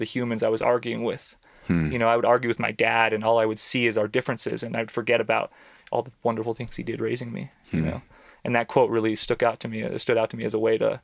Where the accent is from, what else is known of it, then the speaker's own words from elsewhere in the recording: San Joaquin Valley, California, United States; I grew up in the San Joaquin Valley, which is in central Southern California